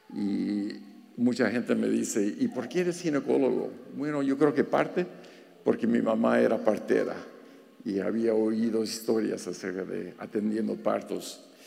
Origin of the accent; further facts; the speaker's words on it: Los Angeles, California, United States; accent: pocho; first language Spanish; moved away as an adult; also born or lived in Guanajuato, Mexico / Pennsylvania; now in Wilkes-Barre, United States; Yo nací en Guanajuato, en Guanajuato. Tenía dos años cuando mi familia se vino aquí a Los Ángeles